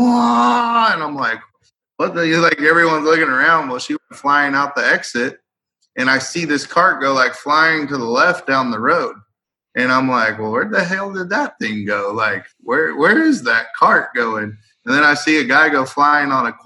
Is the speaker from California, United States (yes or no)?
yes; Merced, California, United States; I never worked in my hometown.